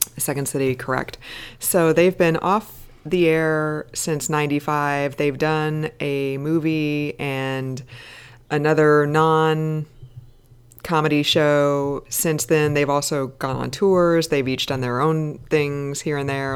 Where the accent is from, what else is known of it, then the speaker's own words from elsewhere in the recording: American Midwest, United States; I grew up in the American Midwest where we did not have the C B C